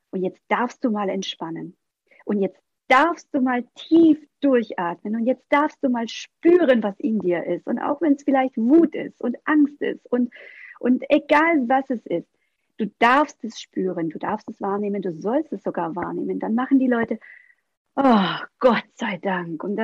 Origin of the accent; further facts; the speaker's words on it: Baden-Württemberg, Germany; ich komme aus dem Schwabeländle, da heißt es schaffe, schaffe, Häusle baue